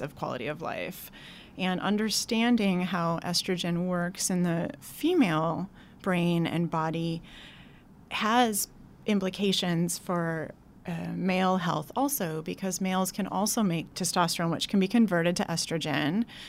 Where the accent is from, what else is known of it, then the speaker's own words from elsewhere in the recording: Wisconsin, United States; moved away as an adult; also born or lived in Madison, Wisconsin / Oregon; now in New York, United States; I grew up in a smallish town in Wisconsin